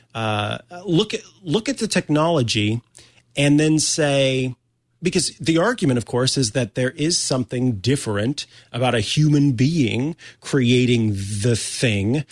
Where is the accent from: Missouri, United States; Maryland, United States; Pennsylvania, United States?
Missouri, United States; moved away; I'm from the Show Me State originally